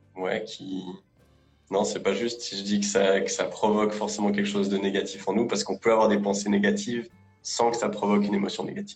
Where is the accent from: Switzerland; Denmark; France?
Switzerland; Lausanne, Vaud; je, bosse en Suisse, à Lausanne. Je suis suisse d'origine, j'ai toujours vécu euh, ici.